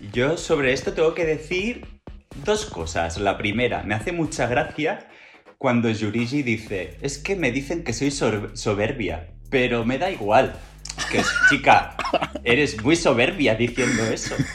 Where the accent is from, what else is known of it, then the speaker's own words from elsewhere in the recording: Barcelona, Catalonia, Spain; yo soy de Barcelona